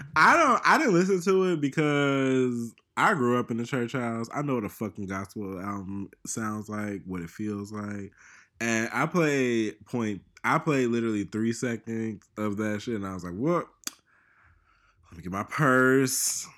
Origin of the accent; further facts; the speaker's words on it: Chicago, Illinois, United States; I'm from Chicago.